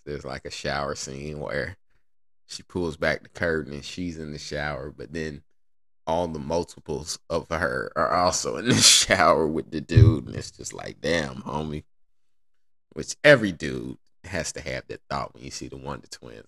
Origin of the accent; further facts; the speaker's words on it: Indiana, United States; God bless Indiana, I'm from there